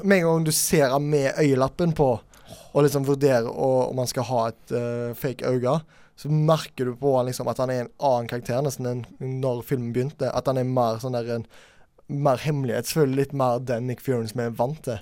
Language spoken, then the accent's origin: Norwegian; Norway; vi som nordmenn